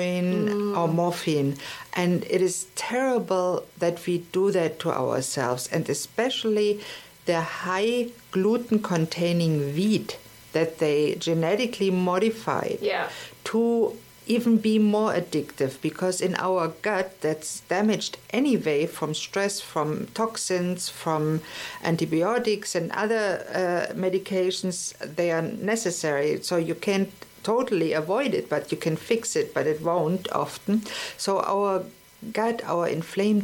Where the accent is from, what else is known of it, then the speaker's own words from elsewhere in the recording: Germany; moved away; We didn't have it in Germany